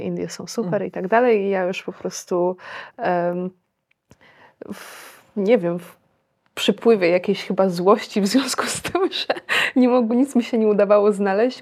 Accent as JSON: {"language": "Polish", "town": "Warsaw", "region": "Masovian Voivodeship", "country": "Poland", "also_born_or_lived": "India", "moved": "as an adult", "said": "jestem z Warszawy"}